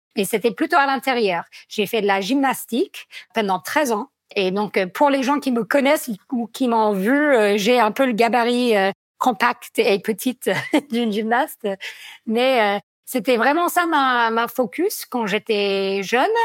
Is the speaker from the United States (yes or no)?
yes; Vermont, United States; accent: American; French is a second language; moved away as an adult; also born or lived in Grenoble, France; now in Chamonix, France; je suis américaine d'origine